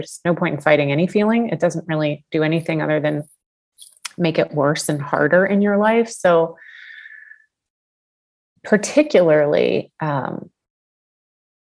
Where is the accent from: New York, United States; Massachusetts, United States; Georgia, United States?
Georgia, United States; Atlanta; I grew up in Atlanta, and we would go see the Atlanta Braves